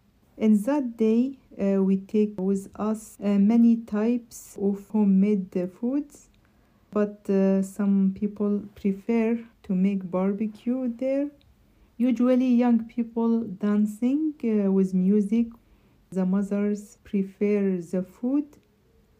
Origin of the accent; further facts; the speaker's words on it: Syria; English is a second language; now in Newcastle, United Kingdom; I am Kurdish from Syria.